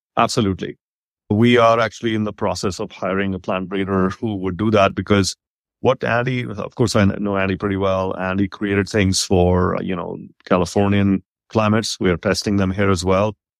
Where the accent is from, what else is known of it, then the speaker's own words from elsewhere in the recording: India; now in Texas, United States; I grew up in India in those times